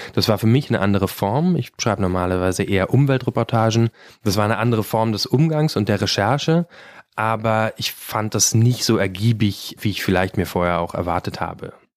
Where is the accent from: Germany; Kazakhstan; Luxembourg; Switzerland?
Germany; Brandenburg; ich komme aus Brandenburg